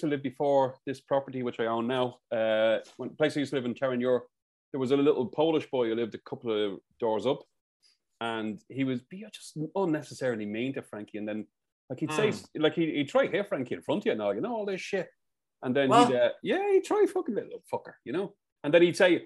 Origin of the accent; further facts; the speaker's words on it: Dublin, Leinster, Ireland; We said, "Dublin."